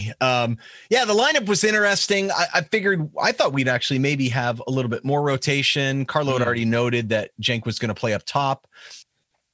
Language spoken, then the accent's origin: English; United States; as an American